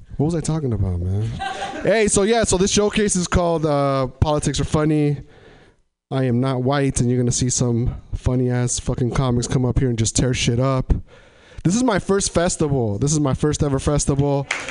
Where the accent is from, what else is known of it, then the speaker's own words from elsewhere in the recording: Tri-Cities, Washington, United States; moved away as an adult; now in Portland, United States; I come from uh, an area in Washington called Tri Cities, Washington